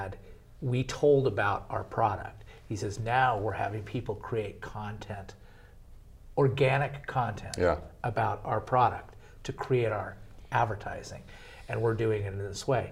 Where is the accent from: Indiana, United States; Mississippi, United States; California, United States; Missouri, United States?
California, United States; Costa Mesa; I was from Costa Mesa